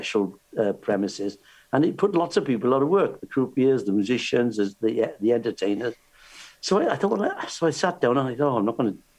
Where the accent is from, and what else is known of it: Cardiff, Wales, United Kingdom